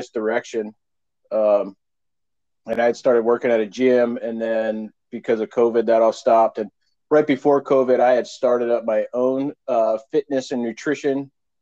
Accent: Pennsylvania, United States; I was born and raised in Pennsylvania

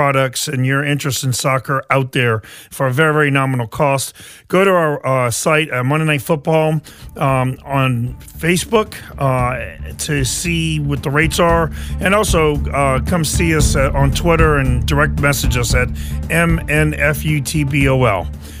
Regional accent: New Iberia, Louisiana, United States; even though I have a Dutch name, I grew up in New Iberia

